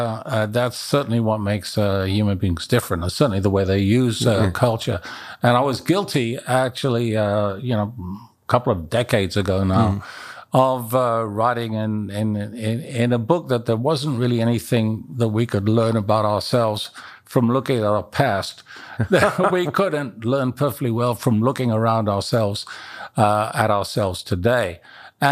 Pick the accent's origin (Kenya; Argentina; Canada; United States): Kenya; And you know, I was raised in Kenya. I was in boarding school in Nairobi when the Leakeys were making their big discoveries.